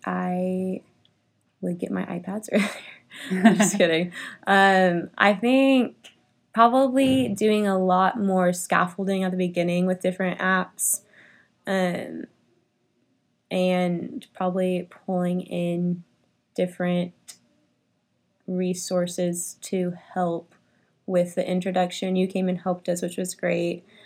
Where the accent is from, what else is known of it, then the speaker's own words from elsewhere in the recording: Richardson, Texas, United States; I grew up in Richardson.